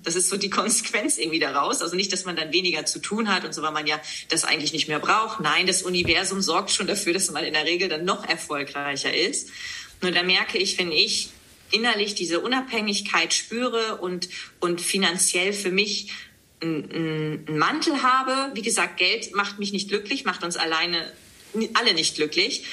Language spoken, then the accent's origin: German; Leer, Lower Saxony, Germany; moved away as an adult; now in Hamburg, Germany; Ich komme aus Leer, Ostfriesland, bin 37 Jahre jung und lebe seit der Zeit nach dem Abitur, das heißt seit 2005